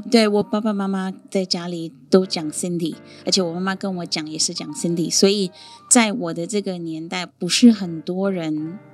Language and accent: Chinese; India; first language Sindhi; Chinese is a second language; moved away as an adult; also born or lived in Sindh; now in Taiwan; मैं भारत से हूँ